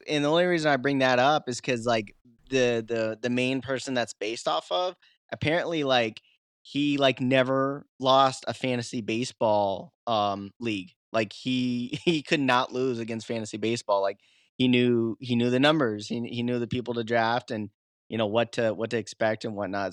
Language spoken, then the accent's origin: English; the Midwest, Iowa, United States; moved away as an adult; now in Catskill Mountains, New York, United States; I'm from the Midwest, but, uh, when I moved out east